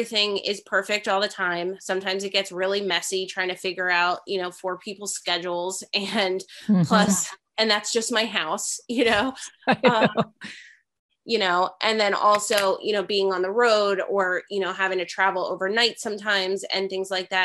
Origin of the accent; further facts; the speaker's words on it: New Jersey, United States; I'm from New Jersey